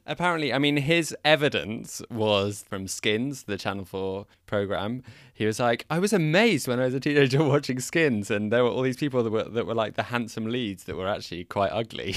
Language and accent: English; England, United Kingdom; now in Netherlands; I'm from England